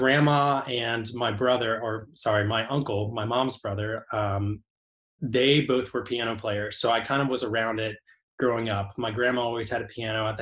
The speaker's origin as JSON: {"language": "English", "town": "Rockville", "region": "Maryland", "country": "United States", "tie": "born or raised there", "moved": "as an adult", "lives_now": "Nashville, United States", "said": "grew up in right outside of DC. We're about 10 miles north of the city."}